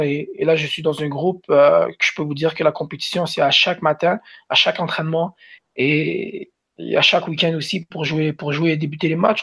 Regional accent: Montreal, Quebec, Canada; moved away as an adult; also born or lived in Algeria / Colorado; now in Utah, United States; Je viens de Montréal, qui est une métropole, une très très grande ville

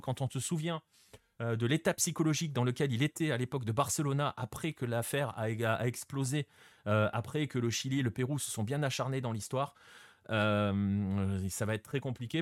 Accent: France; nous, en tant que Français

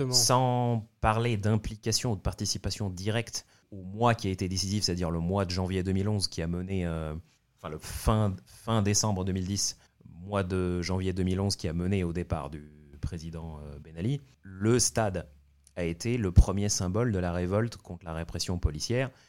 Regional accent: Tunisia; quand j'étais jeune et lycéen en Tunisie

